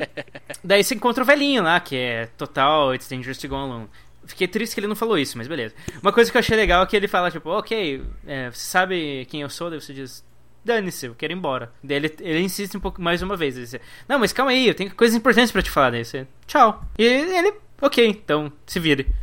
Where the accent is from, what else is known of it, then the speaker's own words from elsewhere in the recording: Brazil; sou do Brasil